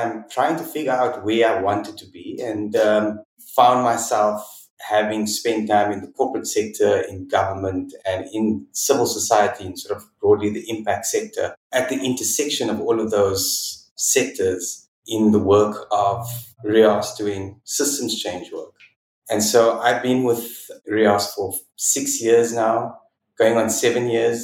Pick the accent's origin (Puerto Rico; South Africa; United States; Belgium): South Africa; I am South African. I've grown up and educated in South Africa.